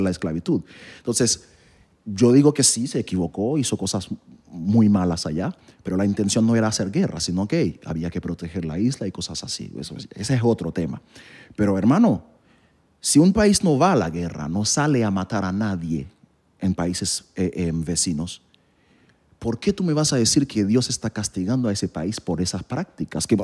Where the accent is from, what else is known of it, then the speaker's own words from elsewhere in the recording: Haiti; moved away; yo nací en Haití